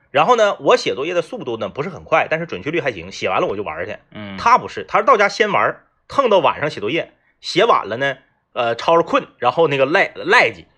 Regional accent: Changchun, Jilin, China; 而是说作为东北人，我接受不了那个味道

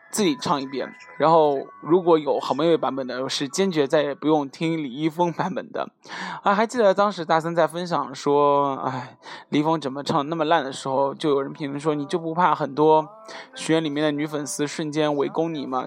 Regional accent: southern China, China; 作为南方人

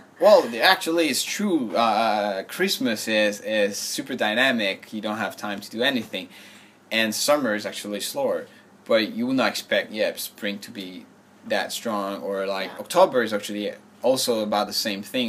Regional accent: France; moved away as an adult; now in Shanghai, China; I'm from France.

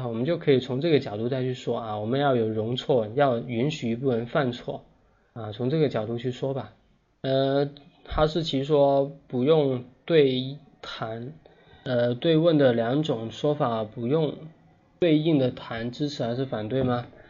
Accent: China; 我们中国人

